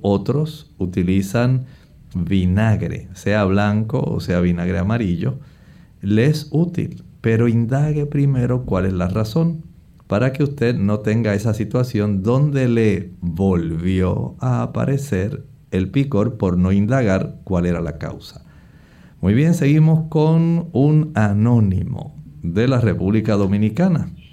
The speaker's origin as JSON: {"language": "Spanish", "country": "Puerto Rico", "said": "en el oeste de nuestra isla"}